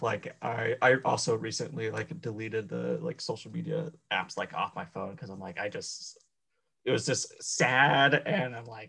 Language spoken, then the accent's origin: English; Colorado, United States; moved away; also born or lived in Arizona; I'm originally from Arizona, and then I lived in Colorado for most of my life. And actually, this weekend, I'm going back to Arizona for a couple of months.